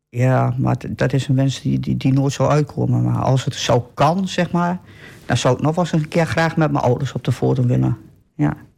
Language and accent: Dutch; Almelo, Overijssel, Netherlands; ik ben geboren en getogen in Almelo